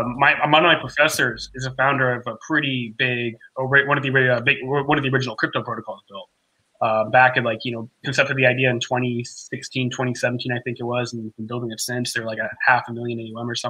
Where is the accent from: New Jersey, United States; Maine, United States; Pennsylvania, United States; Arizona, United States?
Maine, United States; now in Texas, United States; I'm from Maine originally, actually.